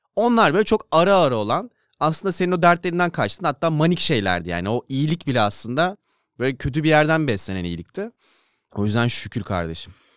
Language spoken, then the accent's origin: Turkish; Denizli, Turkey; moved away; Denizli'ye yakın zamanda gittim mi bilmiyorum da büyüdüğümüz hiçbir yer yok artık